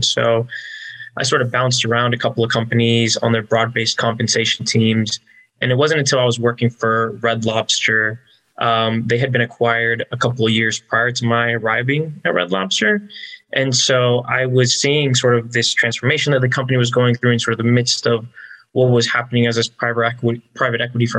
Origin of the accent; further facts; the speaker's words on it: Orlando, Florida, United States; moved away; I was raised in Orlando, went to school in Orlando.